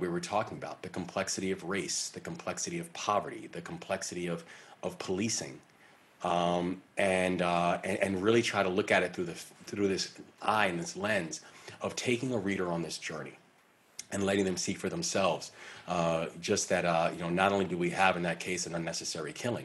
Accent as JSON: {"language": "English", "town": "Baltimore", "region": "Maryland", "country": "United States", "tie": "born or raised there", "said": "the Baltimore Sun, which is my hometown paper"}